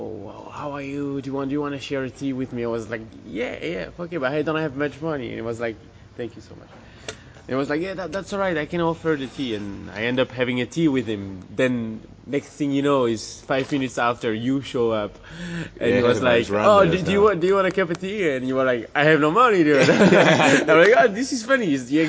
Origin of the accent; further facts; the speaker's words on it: Belgium; I'm from Belgium